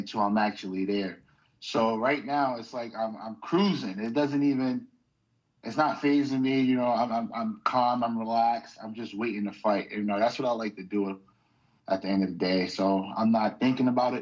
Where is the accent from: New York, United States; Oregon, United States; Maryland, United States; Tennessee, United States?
New York, United States; New York City; now in Western Massachusetts, United States; I'm originally from New York. I always got to let it be known. I'm from Brooklyn, New York